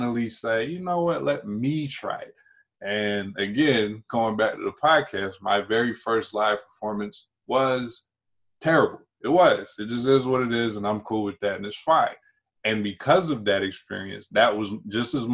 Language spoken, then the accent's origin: English; North Carolina, United States; also born or lived in Prince George's County, Maryland; now in Maryland, United States; I grew up in North Carolina, and I currently reside in PG County, Maryland